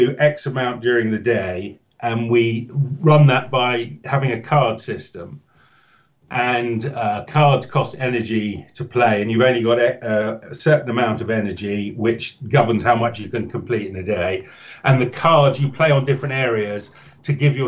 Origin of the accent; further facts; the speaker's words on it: Wales, United Kingdom; now in Oxfordshire, United Kingdom; being a Welshman